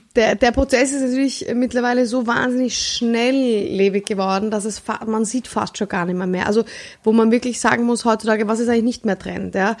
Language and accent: German; Vienna, Austria; ich bin Wienerin